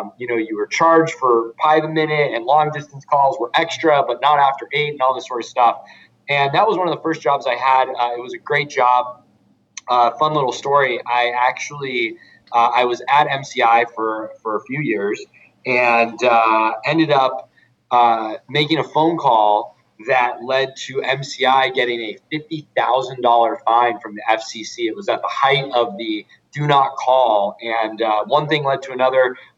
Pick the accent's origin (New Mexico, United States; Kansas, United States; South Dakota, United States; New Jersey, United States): New Mexico, United States; Albuquerque; also born or lived in San Diego, California / Boston; So I was born in San Diego, California. I lived there till I was six. Then I moved across the country to just outside of Boston, where I was for another 6 years, from 6 to 12. But I tell people I grew up in Albuquerque, New Mexico, 12 to 18